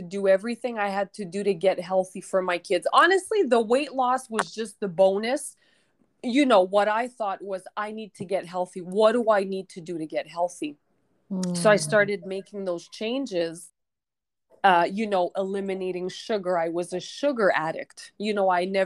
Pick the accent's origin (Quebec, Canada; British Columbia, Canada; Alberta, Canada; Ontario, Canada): Quebec, Canada; moved away as an adult; now in Mexico; I'm originally from Quebec, Canada